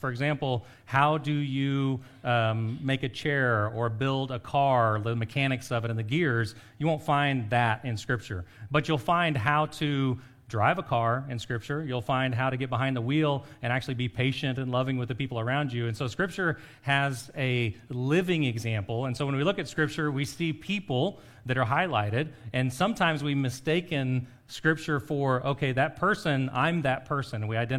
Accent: Costa Rica; When I grew up in Costa Rica, my friends loved scary movies, like the really, really horror ones.

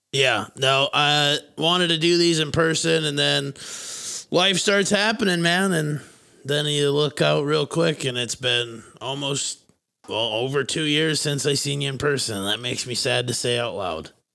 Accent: Fairmont, Minnesota, United States; my hometown of Fairmont, Minnesota

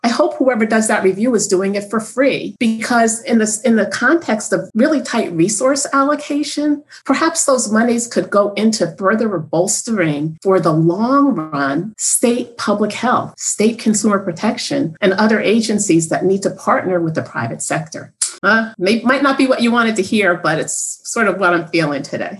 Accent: Northeast, United States; I'm from the Northeast.

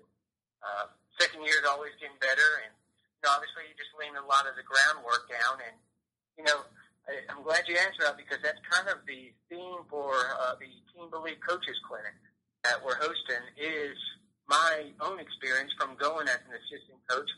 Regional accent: Gwinnett County, Georgia, United States; I grew up in Gwinnett County

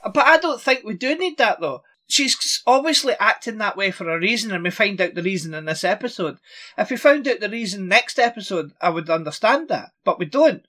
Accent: Scotland, United Kingdom; I'm Scottish

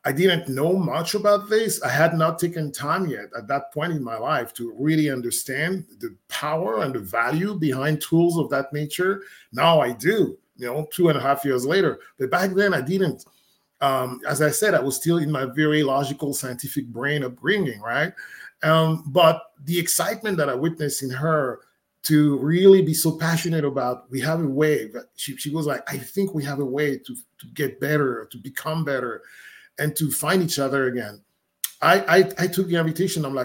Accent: Côte d’Ivoire; moved away; I'm from West Africa, Ivory Coast. That's the country where I was born in.

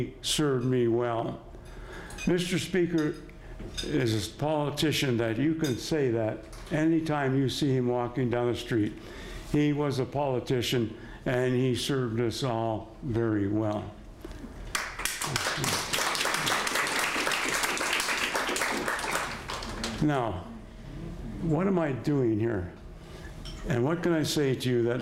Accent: Lethbridge, Alberta, Canada; moved away as an adult; I grew up in Lethbridge, but after leaving Lethbridge, I sought work elsewhere

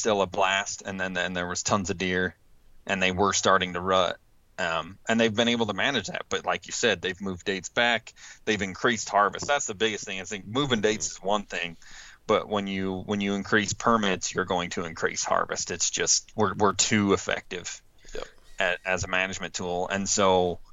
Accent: Utah, United States; my home state of Utah

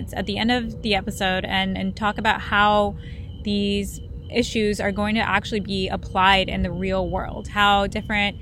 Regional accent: India; I'm from India

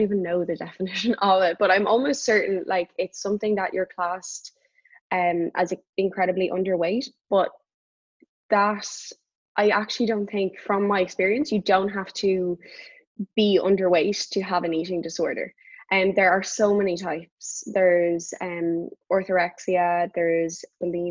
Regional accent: Dublin, Leinster, Ireland; moved away as an adult; also born or lived in United States; very near in South Dublin, very near where we live. And I would go up there whenever I was home from the States to train.

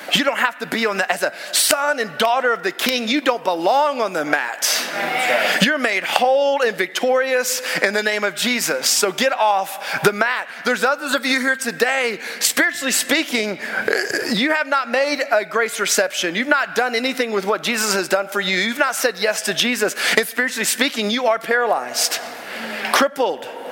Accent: the South, United States; I'm from the South.

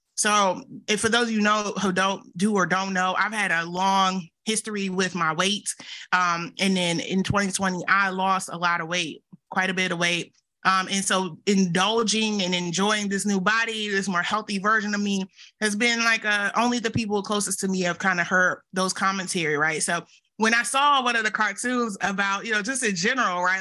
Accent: the South, United States; accent: Southern; with all my Southern accent

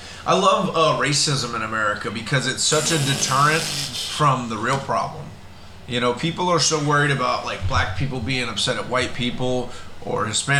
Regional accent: South Florida, United States; now in Oregon, United States; the area where I grew up in South Florida over the years. The demographic has changed drastically. It's very Hispanic.

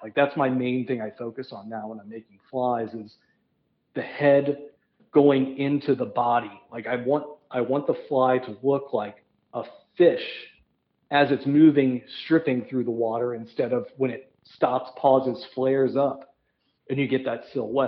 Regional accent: Midwest, United States; I'm from the Midwest

